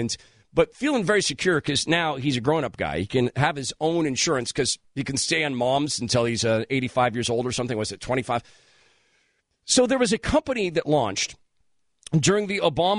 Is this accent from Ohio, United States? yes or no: no; Washington, United States; I'm from Washington State